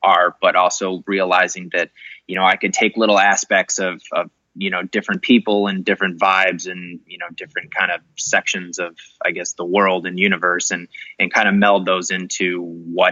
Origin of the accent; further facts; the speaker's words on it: Chicago, Illinois, United States; I grew up in Chicago, grew up in Rogers Park area.